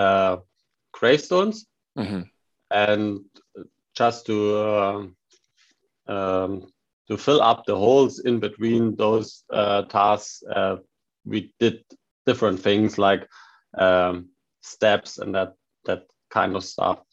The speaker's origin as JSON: {"language": "English", "region": "Saxony", "country": "Germany", "tie": "born or raised there", "also_born_or_lived": "Baden-Württemberg", "second_language": "English", "moved": "as an adult", "said": "my hometown and Saxony"}